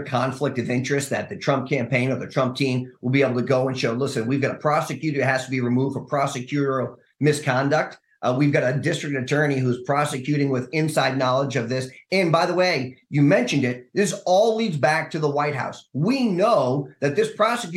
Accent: New Hampshire, United States; here in my home state of New Hampshire

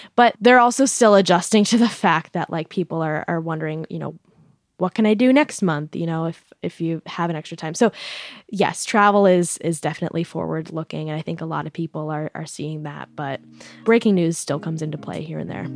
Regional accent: New York, United States; I'm from New York

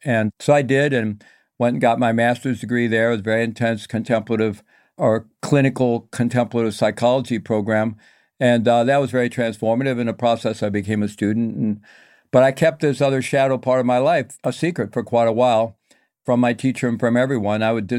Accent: Midwest, United States; And I grew up in the Midwest, Roman Catholic upbringing, basically a good family

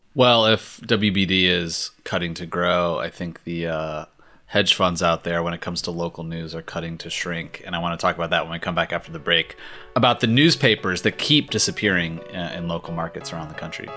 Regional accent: Richmond, Virginia, United States; now in Los Angeles, United States; the Richmond Times Dispatch in my hometown

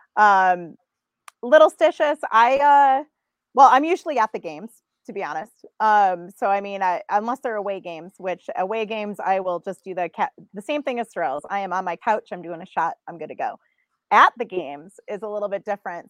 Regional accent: Buffalo, New York, United States; I grew up in Buffalo

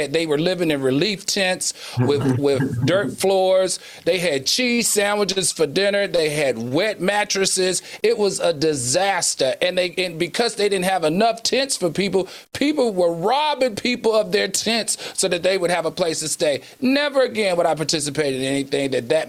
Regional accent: DMV, United States; also born or lived in the South; the DMV, which is where I'm from. And when I grew up, hey, this was not conversations you had with your family.

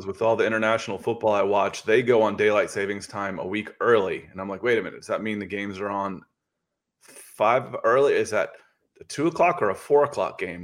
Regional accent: Akron, Ohio, United States; I was born in Akron, Ohio

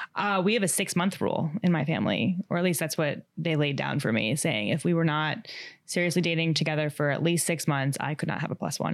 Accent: Long Island, New York, United States; moved away as an adult; now in Manhattan, United States; I am from Long Island. I live in the city now, in Manhattan

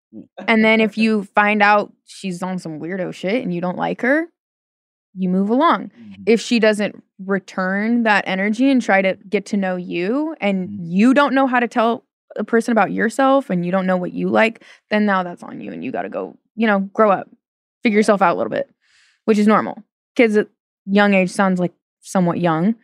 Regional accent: Portland, Oregon, United States; I'm from Portland.

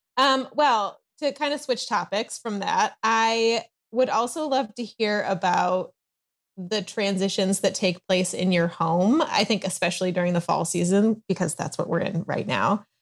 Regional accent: Chicago, Illinois, United States; also born or lived in East Coast; now in Southern California, United States; I live in Southern California, although I am originally from the Chicago area and lived, um, on the East Coast for a while

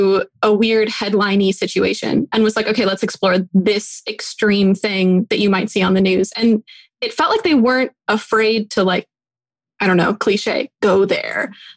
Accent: Bay Area, California, United States; I grew up in the Bay Area in the mid-2000s.

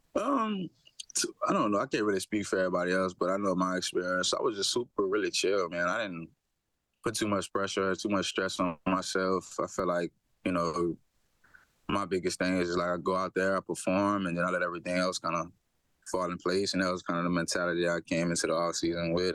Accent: Louisiana, United States; moved away; also born or lived in Hamilton, Canada; I'm from Louisiana

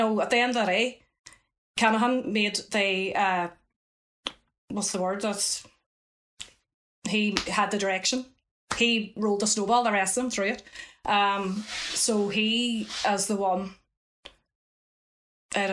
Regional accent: Dublin, Leinster, Ireland; our city, Dublin

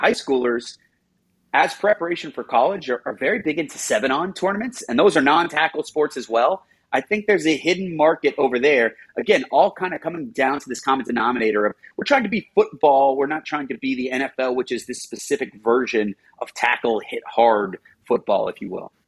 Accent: New York, United States; I'm a New Yorker

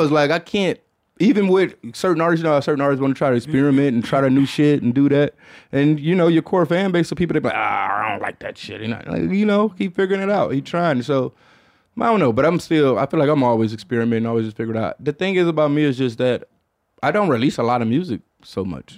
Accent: Michigan, United States; moved away; I'm from Michigan

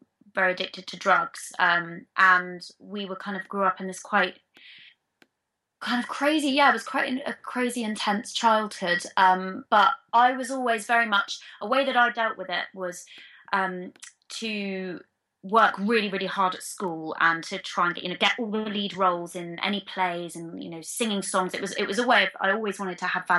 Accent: London, United Kingdom; I was born and bred in London

